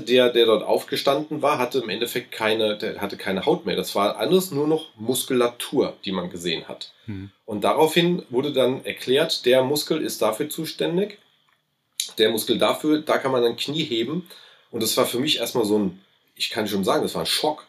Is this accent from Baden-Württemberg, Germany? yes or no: no; Aschaffenburg, Bavaria, Germany; accent: between Hessian and Lower Franconian; Also ich fühle mich schon als Aschaffenburger, dementsprechend natürlich als Unterfranke, ähm, auch wenn wir den Slang so dazwischen haben, also zwischen Hessen